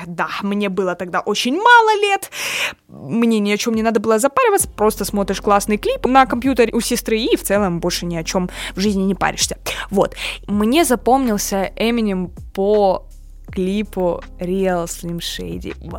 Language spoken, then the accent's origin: Russian; Rostov-on-Don, Rostov Oblast, Russia; я родилась и выросла и живу в Ростове-на-Дону. Город на юге России